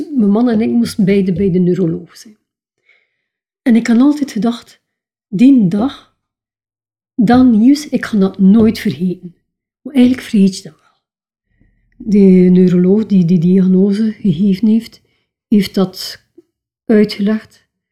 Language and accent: Dutch; Keiem, Flanders, Belgium; ik ben geboren en getogen in Keim. Wat is Keim? Een klein dorpje van Diksmuiden